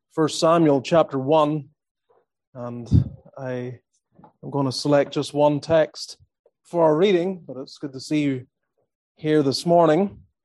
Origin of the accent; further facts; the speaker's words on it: Northern Ireland, United Kingdom; moved away as an adult; also born or lived in Australia / Calgary, Alberta, Canada; now in Greenville, United States; I grew up in Northern Ireland